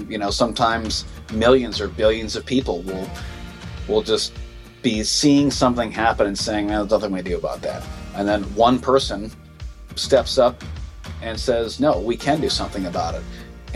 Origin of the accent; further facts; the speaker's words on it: Minnesota, United States; now in Montana, United States; I grew up, as I said, on a lake in Minnesota